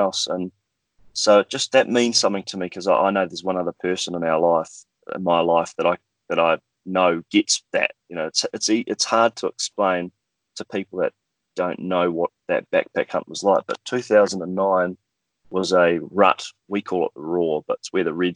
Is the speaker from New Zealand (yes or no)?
yes; North Island, New Zealand; accent: New Zealand; moved away as an adult; also born or lived in South Island, New Zealand; now in Perth, Australia; I'm from the North Island. That's where I grew up